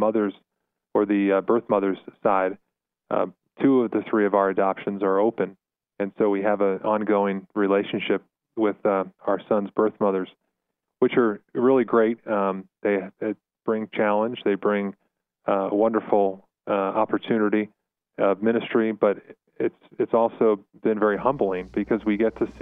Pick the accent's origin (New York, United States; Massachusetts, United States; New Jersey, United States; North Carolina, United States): New York, United States; South Shore of Long Island; moved away as an adult; now in Colorado Springs, United States; I grew up in New York. Was born on the South Shore of Long Island